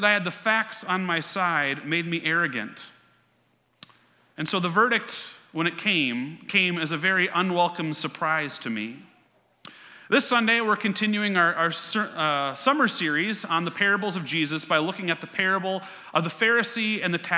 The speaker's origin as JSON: {"language": "English", "town": "Mansfield", "region": "Ohio", "country": "United States", "tie": "born or raised there", "said": "my hometown of Mansfield, Ohio"}